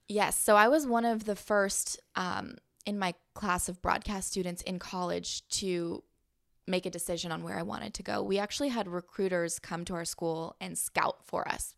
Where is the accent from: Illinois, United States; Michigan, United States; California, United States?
California, United States; San Diego; moved away as an adult; also born or lived in Missouri / Palm Springs, California; I'm from San Diego